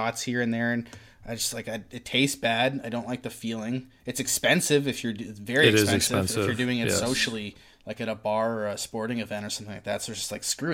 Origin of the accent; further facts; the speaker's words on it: Oshawa, Ontario, Canada; I grew up in South Oshawa